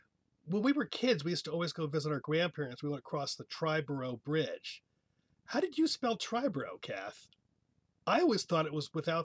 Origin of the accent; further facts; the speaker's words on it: United States; I spelled it as an American